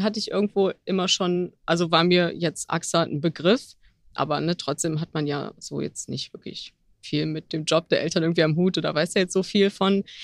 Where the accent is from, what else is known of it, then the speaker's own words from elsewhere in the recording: Mönchengladbach, North Rhine-Westphalia, Germany; moved away as an adult; also born or lived in Düsseldorf; now in Cologne, Germany; komme gebürtig aus dem Rheinland, eigentlich aus Mönchengladbach sogar, wohne jetzt seit ein paar Jahren in Köln